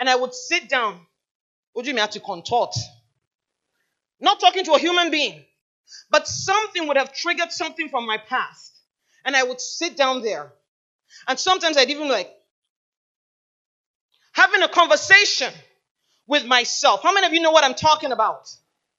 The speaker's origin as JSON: {"language": "English", "country": "Nigeria", "tie": "born or raised there", "also_born_or_lived": "Michigan, United States", "said": "the traumatic experience began at age 8, when I was taken away from Michigan, brought to Nigeria"}